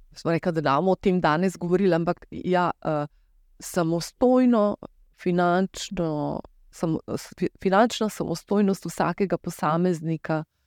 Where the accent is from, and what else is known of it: Slovenia